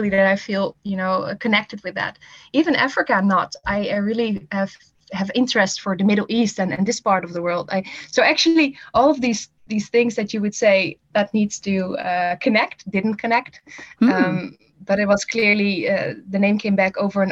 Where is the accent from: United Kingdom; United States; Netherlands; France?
Netherlands; English is a second language; moved away as an adult; I'm from the Netherlands originally, and I'm from a smaller town and grew up there